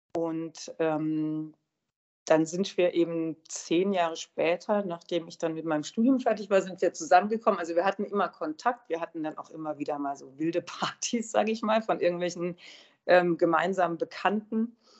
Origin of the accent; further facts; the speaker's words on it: Hochschwarzwald, Baden-Württemberg, Germany; moved away; bei meinem Vater im Hochschwarzwald. Und das ist ja die Gegend, wo ich herkomme